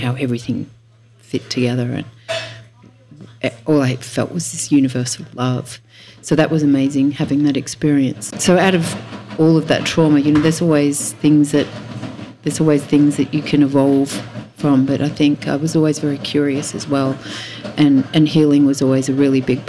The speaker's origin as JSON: {"language": "English", "town": "Tamworth", "region": "New South Wales", "country": "Australia", "tie": "born or raised there", "also_born_or_lived": "Sunshine Coast, Queensland", "moved": "yes", "lives_now": "Byron Bay, Australia", "said": "I'm a country girl. I was born in Tamworth, which is in northwest New South Wales"}